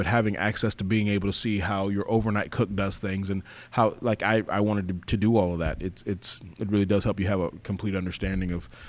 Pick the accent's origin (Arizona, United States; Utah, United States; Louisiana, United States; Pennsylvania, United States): Arizona, United States; also born or lived in Los Angeles, California; I was born in LA. I was raised in Arizona. I call myself kind of an Arizona boy. So, a lot of my formative years were in Arizona.